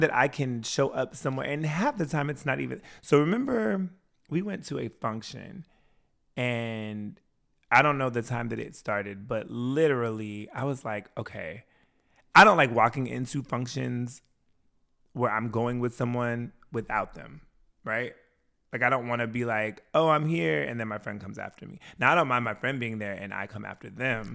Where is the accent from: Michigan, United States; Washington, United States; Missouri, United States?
Washington, United States; moved away; also born or lived in Wisconsin; I grew up in Washington State.